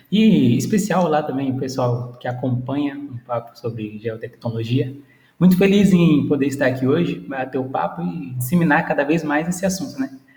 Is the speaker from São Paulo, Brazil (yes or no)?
yes; Presidente Prudente, São Paulo, Brazil; sou daqui da cidade de Presidente Prudente, logo ali no canto do nosso querido São Paulo